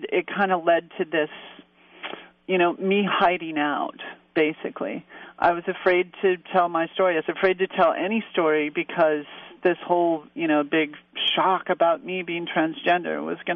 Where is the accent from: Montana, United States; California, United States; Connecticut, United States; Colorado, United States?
Montana, United States; moved away; So I got back to this relatively small town in Montana